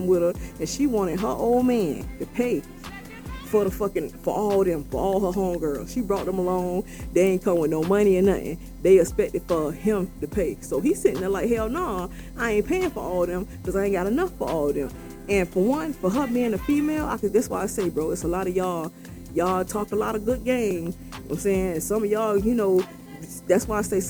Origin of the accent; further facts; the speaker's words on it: Florida, United States; I'm from Florida